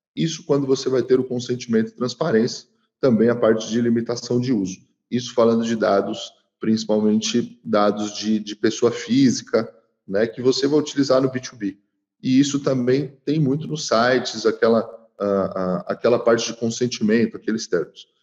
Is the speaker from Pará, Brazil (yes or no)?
no; São Paulo, Brazil; eu que sou de São Paulo, lá no centro tinha muito disso